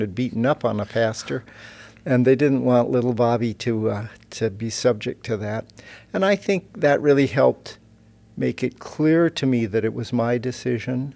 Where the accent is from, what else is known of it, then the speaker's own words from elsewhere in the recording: Fort Dodge, Iowa, United States; moved away as an adult; now in Germany; in Fort Dodge, Iowa, like I, I grew up